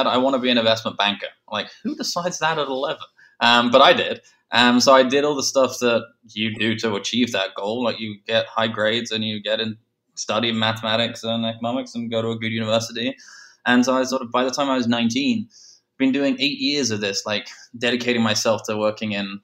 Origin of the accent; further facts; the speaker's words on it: England, United Kingdom; moved away as an adult; also born or lived in London; now in New York, United States; being English